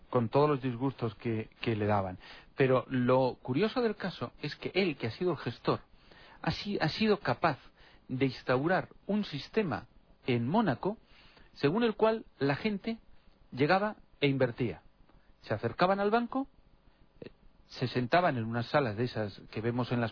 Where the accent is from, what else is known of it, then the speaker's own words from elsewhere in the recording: Spain; En mi país de origen, en España